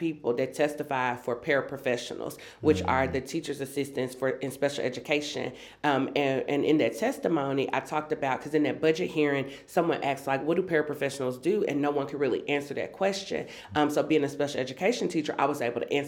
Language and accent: English; Memphis, Tennessee, United States; also born or lived in Antioch, Nashville, Tennessee; I'm a lifelong Tennessean, born and raised in Memphis, Tennessee.